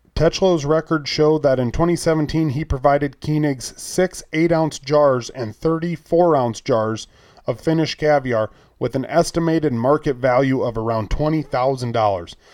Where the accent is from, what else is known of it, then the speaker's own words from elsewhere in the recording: United States; I'm, I'm from America.